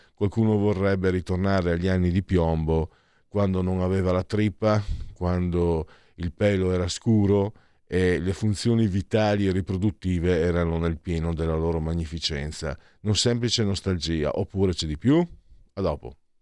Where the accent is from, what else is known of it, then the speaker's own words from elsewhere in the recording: San Vito al Tagliamento, Friuli-Venezia Giulia, Italy; sul mio paese, sul mio comune, San Vito al Tagliamento